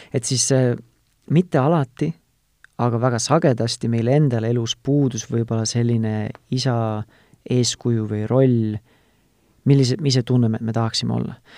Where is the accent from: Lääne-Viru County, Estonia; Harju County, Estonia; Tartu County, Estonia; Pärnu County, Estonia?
Tartu County, Estonia; Tartu; ma ise olen ka tartlane